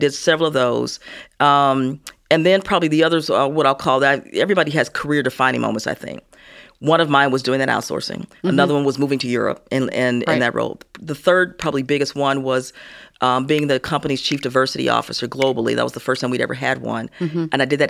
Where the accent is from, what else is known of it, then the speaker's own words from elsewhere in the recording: Gary, Indiana, United States; also born or lived in Chicago; So I was born in Chicago, mm-hmm. Was raised in Gary, Indiana, the land of ….